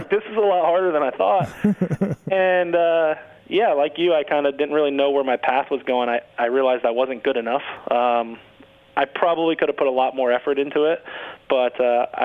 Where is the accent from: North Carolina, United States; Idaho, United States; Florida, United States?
Florida, United States; we were close friends growing up in Florida.